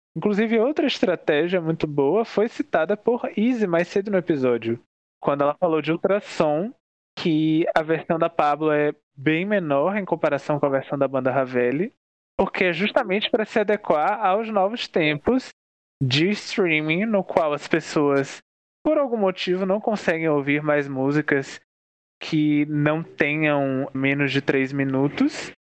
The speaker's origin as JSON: {"language": "Portuguese", "region": "Northeast Region", "country": "Brazil", "said": "eu sou nordestino"}